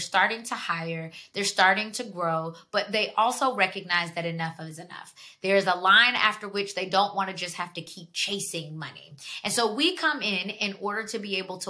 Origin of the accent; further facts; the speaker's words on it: Georgia, United States; moved away as an adult; now in Washington, D.C., United States; I'm from Georgia. I lived down there for 17 years